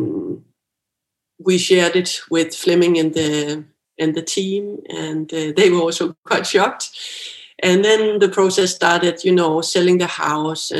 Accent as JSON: {"language": "English", "area": "Bornholm", "region": "Capital Region of Denmark", "country": "Denmark", "moved": "as an adult", "said": "I'm from Bornholm"}